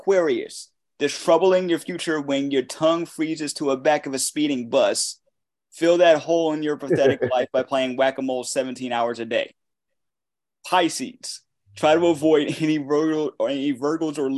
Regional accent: Waterbury, Connecticut, United States; my hometown

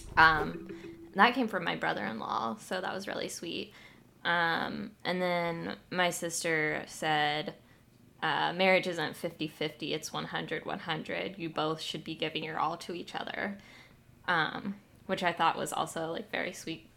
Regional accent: United States; my hometown

